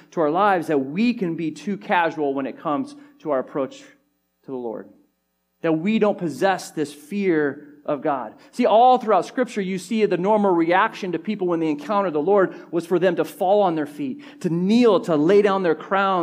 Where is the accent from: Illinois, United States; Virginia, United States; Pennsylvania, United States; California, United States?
California, United States; growing up in California